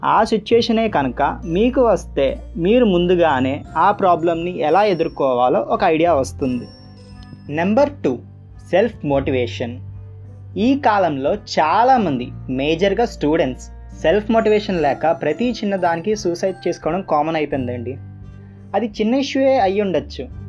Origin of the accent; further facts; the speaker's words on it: Visakhapatnam, Andhra Pradesh, India; నేను వైజాగ్ నుంచి